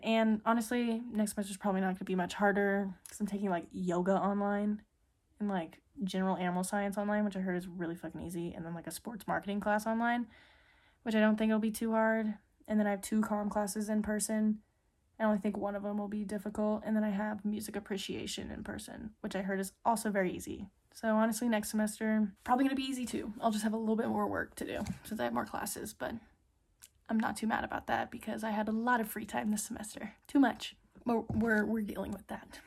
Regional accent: Midland, United States; moved away; I love being home, spending time with my fam. in my hometown friends

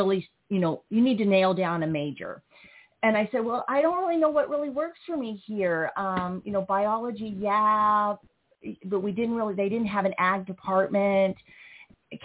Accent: Joplin, Missouri, United States; I'm originally from Joplin, Missouri, raised in a HUD-funded apartment

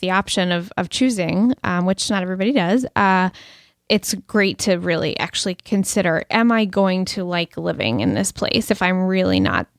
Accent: Brookline, Massachusetts, United States; I grew up in Brookline, Massachusetts, which is a kind of a suburban urban town outside Boston, but really accessible to the city. And I basically walked everywhere growing up.

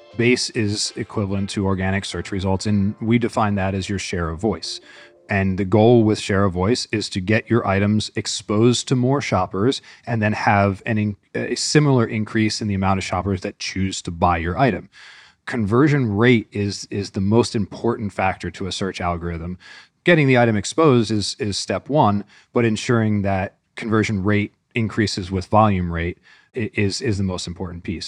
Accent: Northeast, United States; moved away as an adult; now in Northwest Arkansas, United States; I grew up in the Northeast

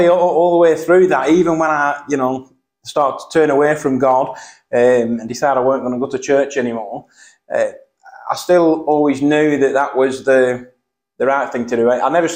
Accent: Burnley, North West England, United Kingdom; moved away; The north of England, so the small town called Burnley near Manchester

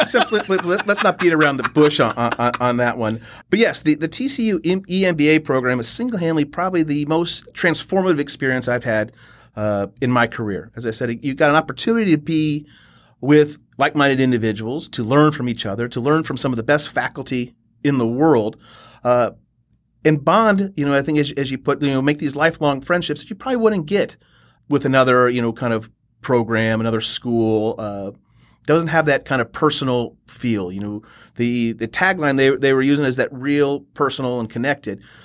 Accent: Austin, Texas, United States; moved away; also born or lived in Kansas City / Boulder; I'm a native Texan, so originally from Austin

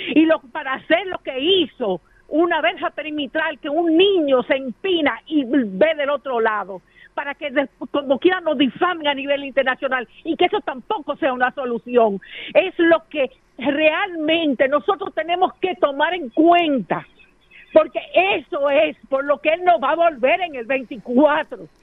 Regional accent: Dominican Republic

